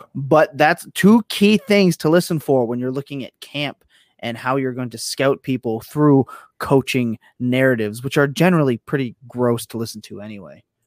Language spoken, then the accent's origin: English; Canada; I am Canadian